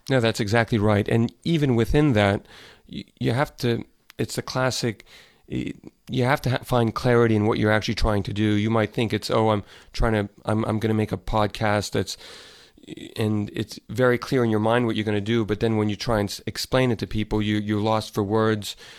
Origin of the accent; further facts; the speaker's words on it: Dallas, Texas, United States; moved away as an adult; I grew up in Dallas, and I left about probably a little over ten years ago